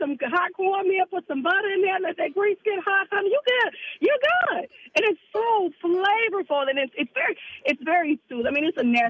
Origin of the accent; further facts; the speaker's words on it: Memphis, Tennessee, United States; And I'm from the South, like I said, from Memphis.